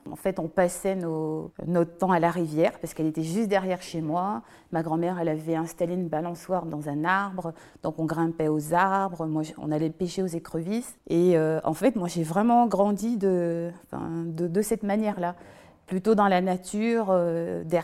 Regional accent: Basse-Terre, Guadeloupe, France; Je viens de Basse-Terre, en Guadeloupe. C'est un endroit où tout le monde se connaît.

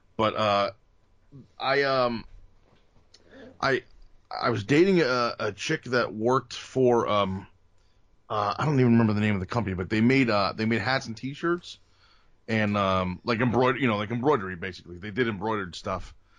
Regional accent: Bergen County, New Jersey, United States; also born or lived in Atlantic City, New Jersey; My, my family moved to Bergen County when I was, I don't know, one or two, uh, or three. So North Jersey

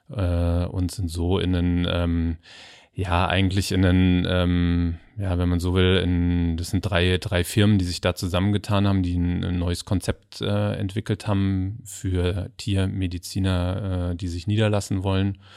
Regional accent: Hesse, Germany; Weil ich bin ich, auch Hesse. Ach, tatsächlich? ja. ja. ich bin Frankfurter Bub

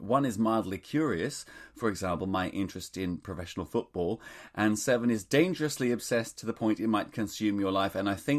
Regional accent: Australia; Well, I grew up in Australia.

